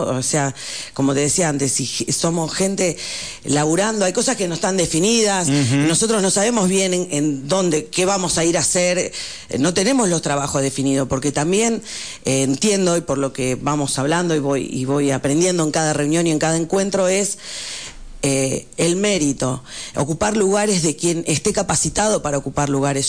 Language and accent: Spanish; Comandante Nicanor Otamendi, Buenos Aires Province, Argentina; moved away as an adult; now in San Martín de los Andes, Argentina; Yo, provincia de Buenos Aires, un pueblo rural, comandante Nicanor Otamendi